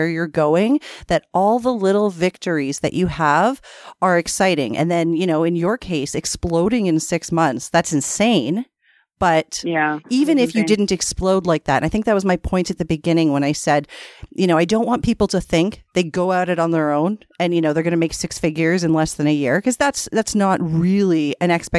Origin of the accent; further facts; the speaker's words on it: Canada; we're Canadian. We say niche